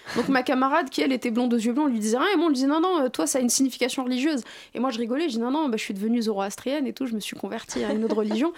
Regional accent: France; je suis issu de banlieue et que je suis issu de l'immigration.

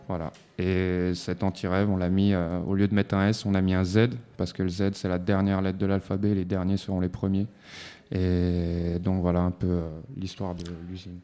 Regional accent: Montreuil, Île-de-France, France; moi à la base je viens de la ville de Montreuil, dans le 93, 93 100 Montreuil et du quartier Ruffin.

